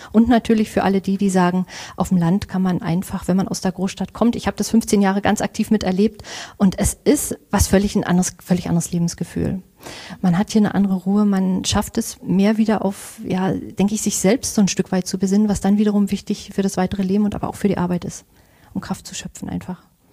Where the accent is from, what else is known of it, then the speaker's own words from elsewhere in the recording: Angermünde, Brandenburg, Germany; moved away as an adult; weil es meine Heimat ist. Also ich mag die Uckermark sehr, ich mag auch Angermünde.